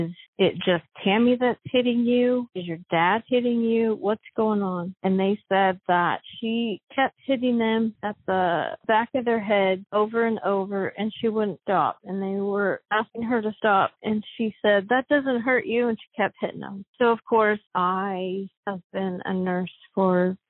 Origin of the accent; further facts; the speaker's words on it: Elkhart, Kansas, United States; moved away as an adult; now in Tulsa, United States; I am from Elkhart, Kansas. I graduated in 1998.